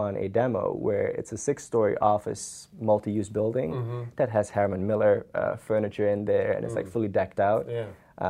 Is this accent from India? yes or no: no; Suriname; first language Dutch; English is a second language; moved away as an adult; now in Tallahassee, United States; I'm from Suriname, South America.